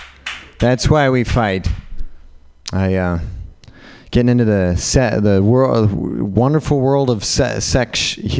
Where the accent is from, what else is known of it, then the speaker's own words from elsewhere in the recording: Utah, United States; I was raised white in Utah.